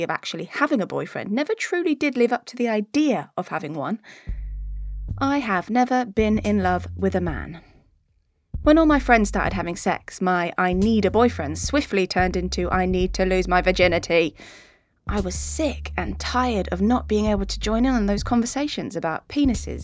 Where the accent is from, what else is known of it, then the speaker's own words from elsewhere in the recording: Devon, South West England, United Kingdom; Being gay was so unspoken of growing up in Devon in the 90s